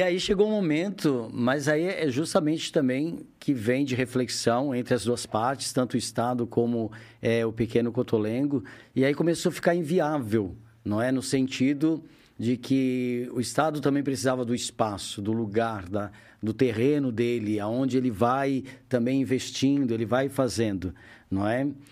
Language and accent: Portuguese; Criciúma, Santa Catarina, Brazil; moved away as an adult; also born or lived in Joinville; eu sou de Criciúma. Criciúma. Mais ao sul ainda de Santa Catarina.